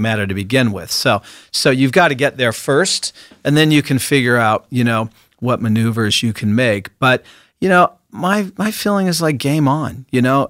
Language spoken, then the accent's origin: English; Seattle, Washington, United States; I grew up in Seattle, Washington.